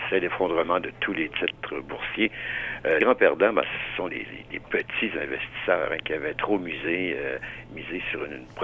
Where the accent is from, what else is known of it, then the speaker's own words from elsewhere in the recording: Quebec, Canada; moved away; Nous, quand on a déménagé, par exemple, de la Gaspésie euh, euh, pour s'en venir dans, la région de Montréal